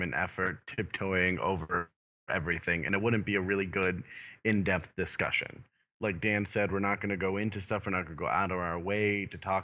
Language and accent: English; Canada; I'm Canadian